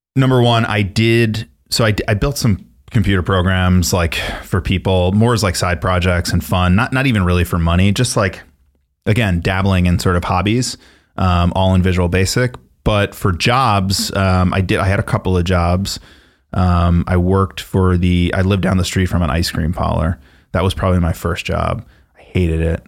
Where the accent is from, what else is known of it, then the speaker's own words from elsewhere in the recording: Miller Place, New York, United States; I grew up on Long Island in a town called Miller Place